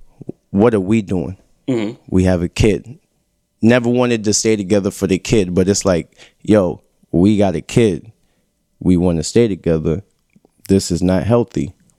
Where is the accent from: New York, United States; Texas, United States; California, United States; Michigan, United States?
New York, United States; moved away as an adult; now in Atlanta, United States; I'm from New York